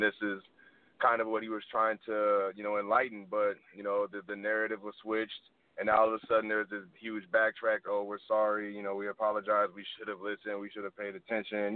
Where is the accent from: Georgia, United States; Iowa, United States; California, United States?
California, United States; now in Los Angeles, United States; I'm from California originally